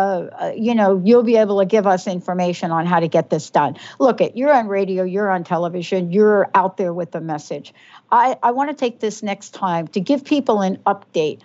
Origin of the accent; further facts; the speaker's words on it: New York City, New York, United States; now in Western Washington, United States; I grew up in New York City